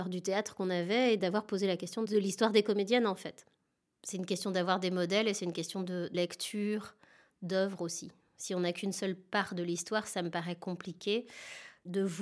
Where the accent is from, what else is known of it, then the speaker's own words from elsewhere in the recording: Chenôve, Bourgogne-Franche-Comté, France; Donc j'ai grandi moi à Chenauve, dans la banlieue dijonnaise.